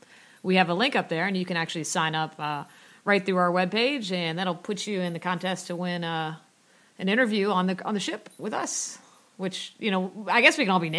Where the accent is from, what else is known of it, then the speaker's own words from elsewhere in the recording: Midwest, United States; We're from the Midwest. We don't know. Is this natural?